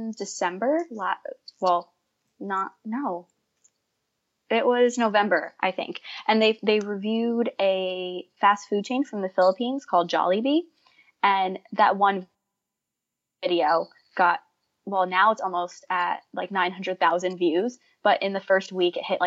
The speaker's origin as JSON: {"language": "English", "region": "New Jersey", "country": "United States", "moved": "as an adult", "lives_now": "Rhode Island, United States", "said": "I'm from New Jersey, but I go to school in Rhode Island"}